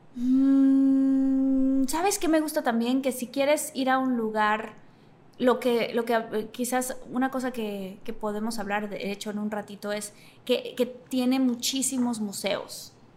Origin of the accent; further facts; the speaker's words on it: Tabasco, Mexico; moved away as an adult; also born or lived in Mexico City; soy de Tabasco, del sureste de la República Mexicana